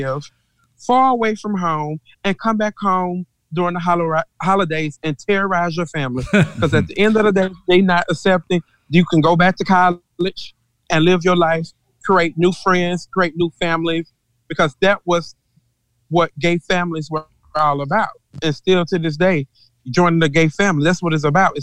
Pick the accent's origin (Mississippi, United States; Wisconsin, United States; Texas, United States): Mississippi, United States; I'm from Mississippi and I'm old school